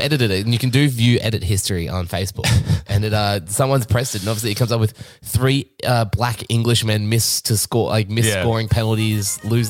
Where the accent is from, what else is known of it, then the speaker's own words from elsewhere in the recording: Australia; As a half Aussie, half Italian